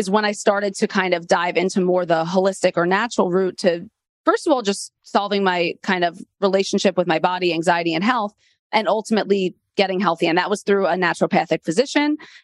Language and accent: English; New York City, New York, United States; also born or lived in Delaware; I grew up in Queens, New York